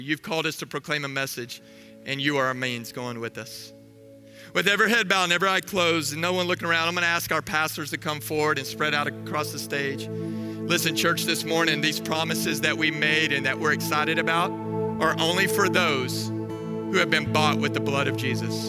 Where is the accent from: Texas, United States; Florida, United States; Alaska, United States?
Texas, United States; Waco; I'm from Waco.